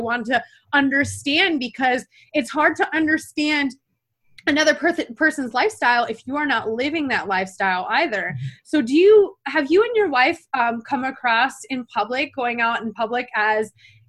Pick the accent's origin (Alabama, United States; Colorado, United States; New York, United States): New York, United States; upstate; I'm from like upstate New York